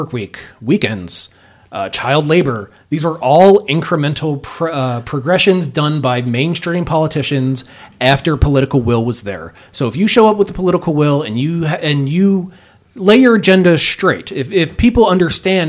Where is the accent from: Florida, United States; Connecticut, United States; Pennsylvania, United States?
Pennsylvania, United States; Philadelphia; I came from Southwest Philadelphia in a neighborhood that is destitute now